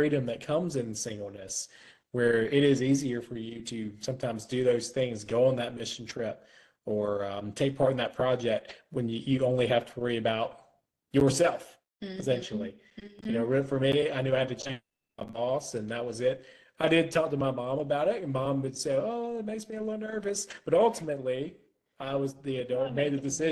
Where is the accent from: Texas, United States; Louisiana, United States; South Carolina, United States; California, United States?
South Carolina, United States; Florence; my hometown of Florence, South Carolina